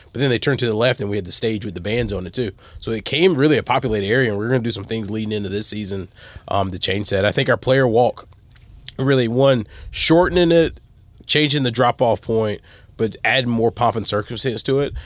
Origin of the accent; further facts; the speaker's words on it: the South, United States; moved away as an adult; also born or lived in Texas; now in Toledo, United States; growing up in the South